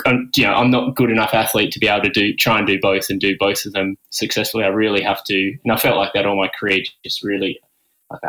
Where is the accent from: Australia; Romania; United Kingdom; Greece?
Australia; Newcastle, New South Wales; also born or lived in Wollongong; I grew up in Newcastle, Australia